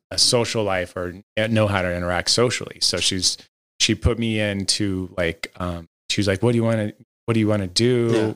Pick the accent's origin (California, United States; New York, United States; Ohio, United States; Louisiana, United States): California, United States; Los Angeles; originally, I'm from Los Angeles